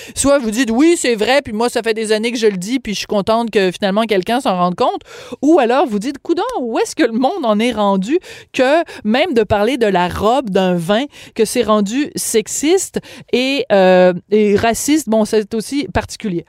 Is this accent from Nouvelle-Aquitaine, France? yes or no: yes; Bordeaux, Nouvelle-Aquitaine, France; je suis né à Bordeaux en 1965